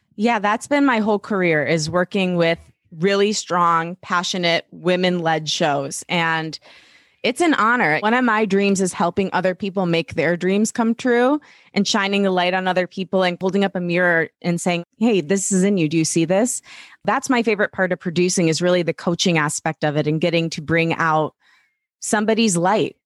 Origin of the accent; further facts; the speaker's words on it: Detroit, Michigan, United States; I grew up in Metro Detroit, so we're both Midwestern girls